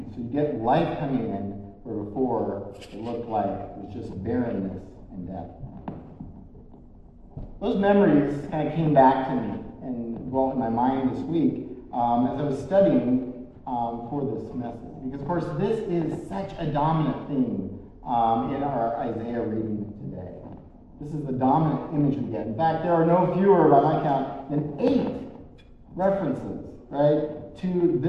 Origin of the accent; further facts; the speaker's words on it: Senegal; One of the things we experienced growing up in Senegal is we get these massive dust storms.